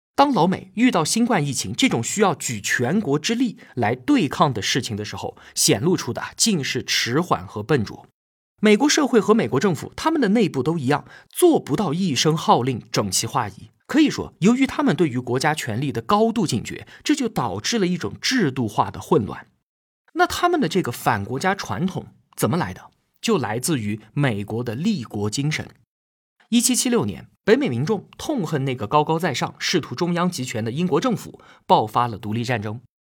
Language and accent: Chinese; China; 我们中国人